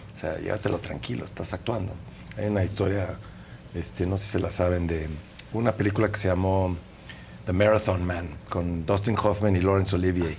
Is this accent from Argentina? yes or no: no; Mexico; Soy mexicano, vivo en México